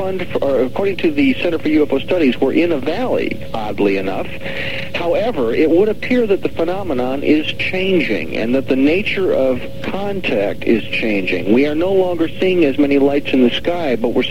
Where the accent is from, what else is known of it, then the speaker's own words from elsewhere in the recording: Milwaukee, Wisconsin, United States; moved away; I was born and raised in Milwaukee, Wisconsin. Sad to say, I left in 1967